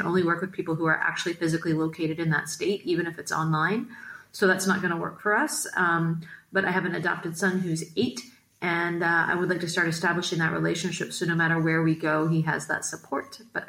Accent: United States; moved away; I'm American

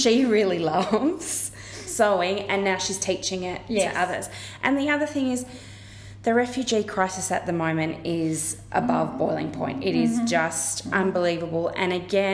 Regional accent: Kenthurst, New South Wales, Australia; moved away; I grew up in Kenthurst

